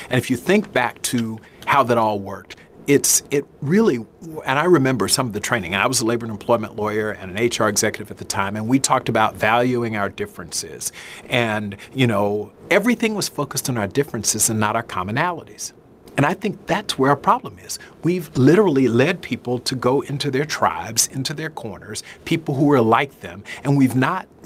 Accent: the South, Southern United States, United States; I'm a Southerner

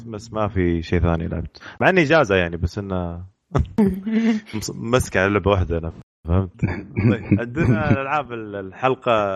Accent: Riyadh, Riyadh Province, Saudi Arabia; عندنا في الرياض

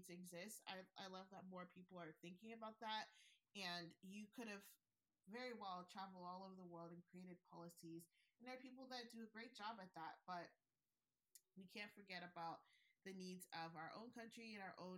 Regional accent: Nigeria; I'm Nigerian

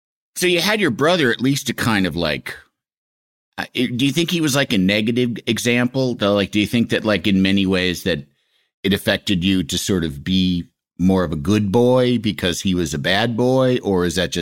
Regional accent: Yorkville, Illinois, United States; Yorkville, Illinois.

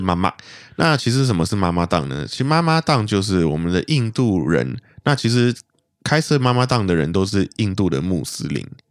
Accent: Malaysia; 我们马来西亚人

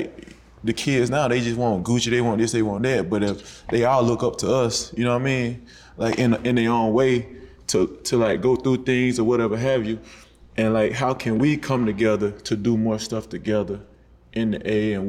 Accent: Alabama, United States; moved away as an adult; now in Atlanta, United States; I'm from Alabama, but I love Atlanta. I've been here, you know what I'm saying? This is my eighth year here.

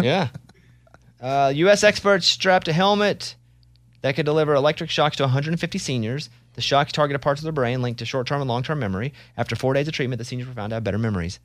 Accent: Arkansas, United States; I'm from Arkansas

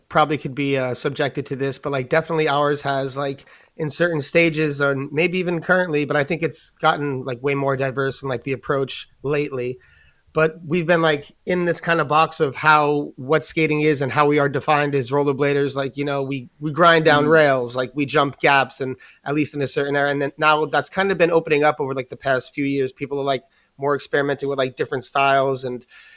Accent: New York, United States; being like a New Yorker

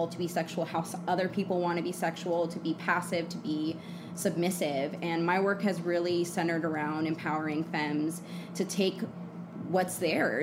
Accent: Redwood City, California, United States; moved away as an adult; also born or lived in Oakland, California / Portland, Oregon; now in Los Angeles, United States; I'm from the Bay Area, California. Grew up in Redwood City

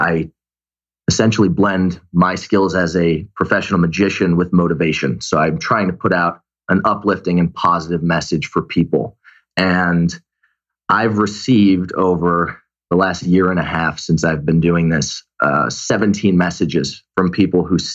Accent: Glastonbury, Connecticut, United States; now in Los Angeles, United States; Glastonbury, Connecticut, small town.

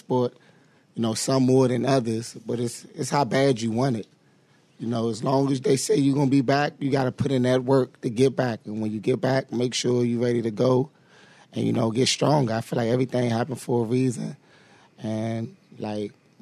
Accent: Washington, District of Columbia, United States; now in Philadelphia, United States; I'm from Washington, D.C.

